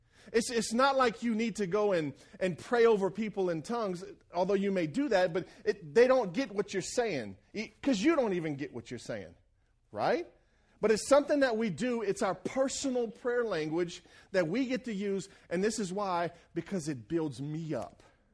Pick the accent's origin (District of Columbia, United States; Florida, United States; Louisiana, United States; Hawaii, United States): Louisiana, United States; Franklin; When I was at the church I grew up in Franklin, Louisiana